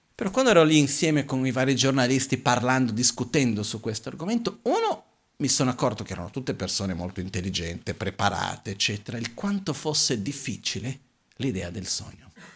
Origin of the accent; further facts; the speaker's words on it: Brazil; essendo brasiliano